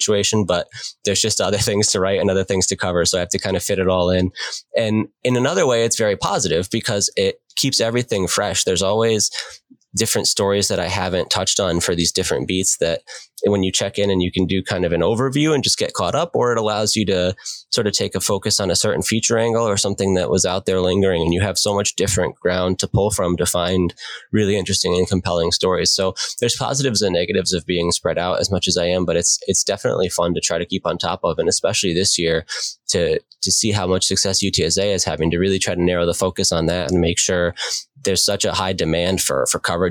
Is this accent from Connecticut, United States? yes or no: yes; Connecticut, United States; moved away as an adult; also born or lived in Gainesville, Florida / McAllen, Texas; now in San Antonio, United States; I grew up in Connecticut